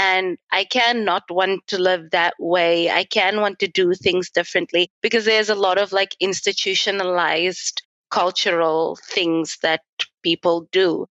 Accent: Klerksdorp, North West, South Africa; moved away as an adult; also born or lived in Italy / Germany; Okay, so I am from Klerksdorp in the Northwest Province.

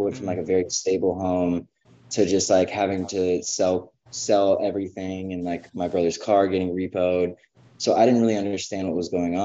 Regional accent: Georgia, United States; I grew up in Georgia

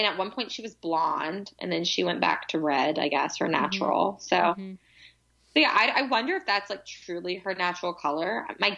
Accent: New York City, New York, United States; being a New Yorker myself

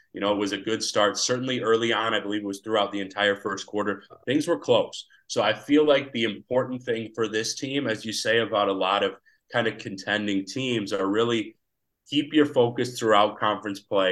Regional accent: Madison, Wisconsin, United States; I grew up in Madison, Wisconsin

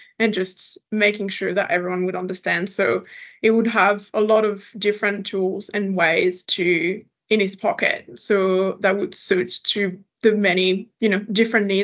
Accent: next to Paris, Île-de-France, France; English is a second language; moved away as an adult; now in Adelaide, Australia; I am originally from France. So I grew up next to Paris, not in Paris, that's an important distinction, but I grew up next to Paris.

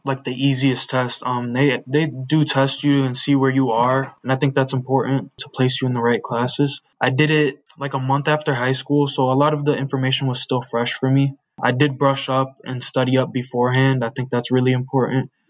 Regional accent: Joliet, Illinois, United States; I was born and raised in Joliet. I've been here my whole life

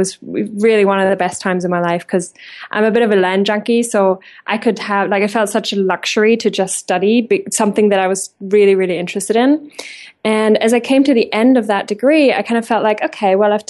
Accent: Germany; English is a second language; moved away as an adult; now in England, United Kingdom; because I have left my home country, Germany, when I was about 21, 11 years ago.

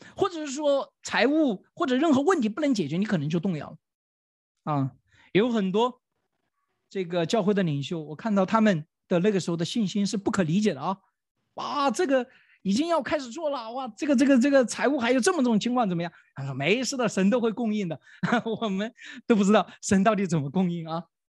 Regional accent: China; 我们中国人

